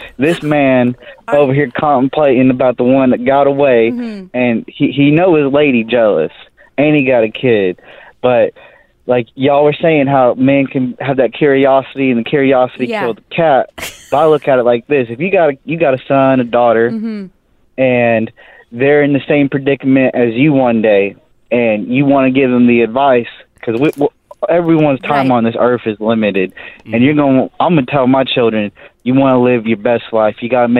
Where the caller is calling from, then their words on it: Arkansas, United States; I'm from Arkansas. That's right.